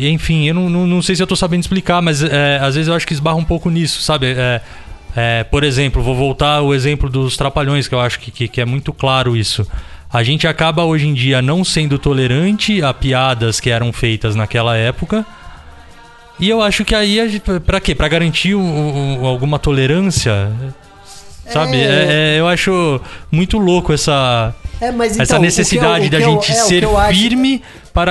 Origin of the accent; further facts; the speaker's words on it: Cesário Lange, São Paulo, Brazil; quando eu era moleque em Cesário, tinha ali um, uns carnavais de rua, coisa que a prefeitura ali promovia.